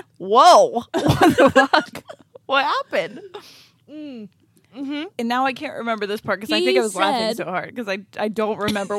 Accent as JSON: {"language": "English", "region": "small town Ohio", "country": "United States", "said": "We are from not Pennsylvania."}